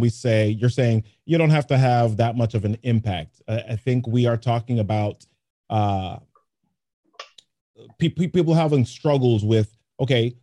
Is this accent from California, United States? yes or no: no; New York City, New York, United States; I grew up in the Bronx